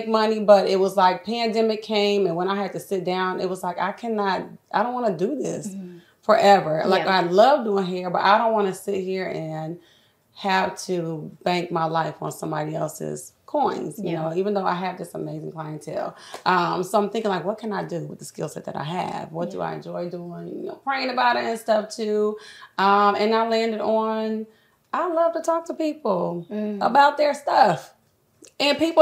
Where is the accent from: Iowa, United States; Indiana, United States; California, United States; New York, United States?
Indiana, United States; Fort Wayne; moved away as an adult; now in Indianapolis, United States; I'm from Fort Wayne